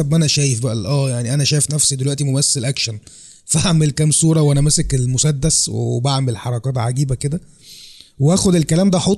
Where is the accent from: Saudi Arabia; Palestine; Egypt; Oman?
Egypt; Cairo, Cairo Governorate; القاهره آه. من منطقه السيده زينب لا بص هي الفكره كلها والله المنطقه هي اصلا فنيه يعني حتى كان زمان وانا عيل صغير مثلا يعني عندي سبع ثمان سنين كنت بلاقي فاروق الفيشاوي جاي يصور فيلم عندنا في الحاره